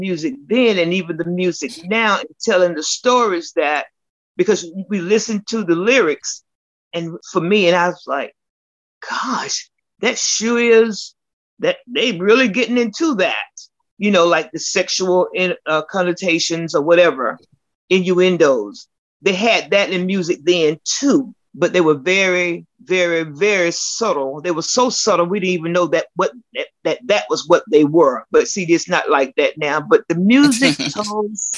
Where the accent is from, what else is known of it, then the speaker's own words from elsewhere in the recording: the South, United States; growing up in the South, we've mostly heard a lot of country music